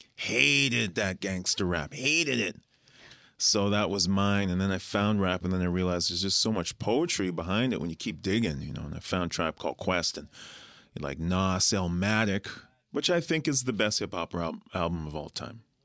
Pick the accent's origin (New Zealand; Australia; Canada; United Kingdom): Canada; Winnipeg, Manitoba; moved away as an adult; also born or lived in Guyana; now in Toronto, Canada; we're from Winnipeg, A K A Winter Peg, A K A Peg City